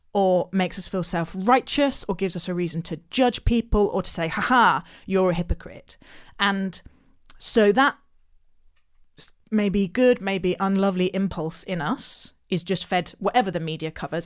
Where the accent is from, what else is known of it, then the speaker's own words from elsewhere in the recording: Hampshire, near Basingstoke, South East England, United Kingdom; In a little village in Hampshire